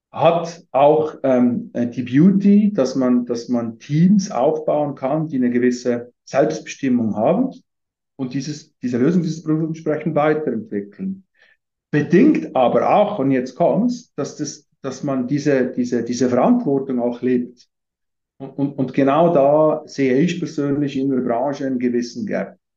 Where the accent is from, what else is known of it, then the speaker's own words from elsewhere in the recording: Valais, Switzerland; aufgewachsen bin ich in Wallis, Süd, Südschweiz